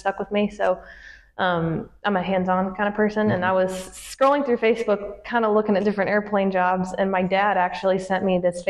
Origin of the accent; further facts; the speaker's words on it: Honey Grove, Texas, United States; moved away as an adult; now in Galveston, United States; I'm from Honey Grove, Texas, which is a tiny town in Texas